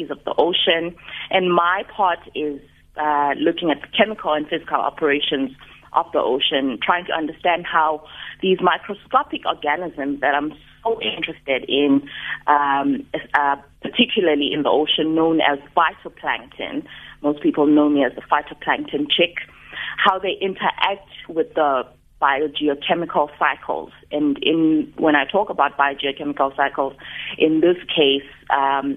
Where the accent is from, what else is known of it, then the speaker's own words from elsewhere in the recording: Mthatha, Eastern Cape, South Africa; now in Cape Town, South Africa; I was born in Mthatha